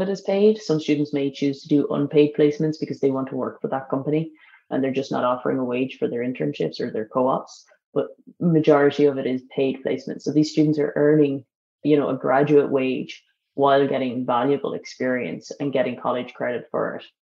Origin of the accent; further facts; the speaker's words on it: Ireland; as Irish